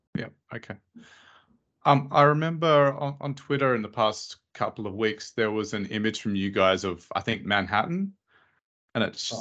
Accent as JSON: {"language": "English", "country": "Australia", "said": "where I'm from in Australia"}